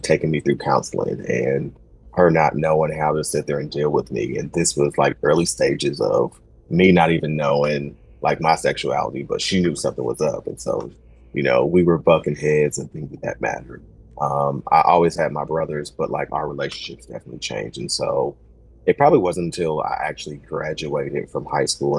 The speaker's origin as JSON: {"language": "English", "town": "Kansas City", "country": "United States", "also_born_or_lived": "Oklahoma", "said": "I'm originally from Kansas City, spent some time in Oklahoma, and then moved back"}